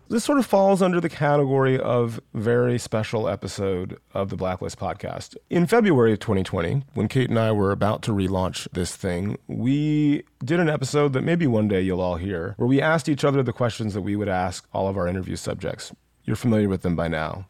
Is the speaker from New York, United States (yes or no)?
no; West Central Georgia, United States; I grew up in West Central Georgia.